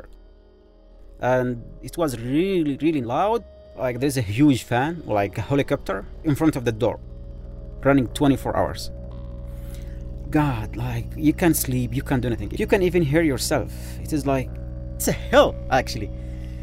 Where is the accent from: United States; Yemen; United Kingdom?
Yemen; moved away as an adult; I am from Yemen, actually, Arab Peninsula, the country of love